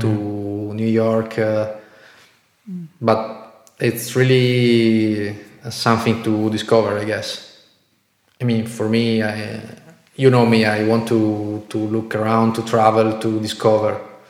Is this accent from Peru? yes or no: no; Italy; moved away as an adult; also born or lived in Bratislava, Slovakia; in Italy, in my hometown